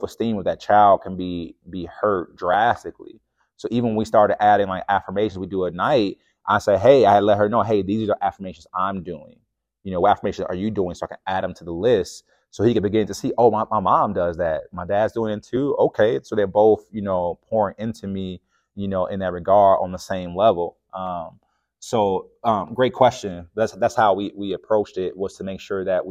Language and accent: English; Chicago, Illinois, United States; I'm from the South Side of Chicago